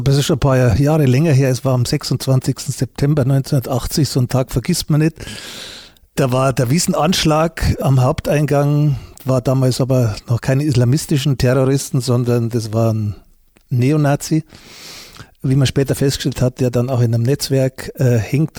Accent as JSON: {"language": "German", "town": "Munich", "region": "Bavaria", "country": "Germany", "tie": "born or raised there", "said": "obwohl ich Münchner bin und mich auch für einen Bayern halte"}